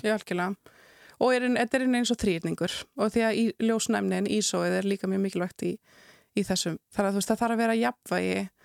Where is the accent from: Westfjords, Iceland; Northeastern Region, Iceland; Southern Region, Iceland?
Southern Region, Iceland; kem ég náttúrulega af Suðurlandi